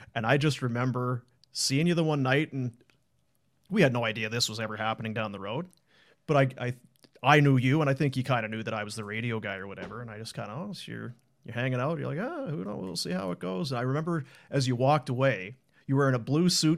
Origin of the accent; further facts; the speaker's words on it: Manitoba, Canada; moved away; also born or lived in Thunder Bay; I was from Manitoba, I went to school in Thunder Bay